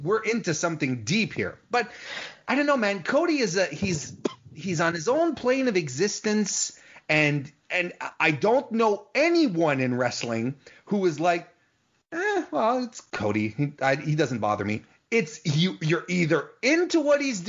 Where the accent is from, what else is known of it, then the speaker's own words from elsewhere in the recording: Canada; I'm Canadian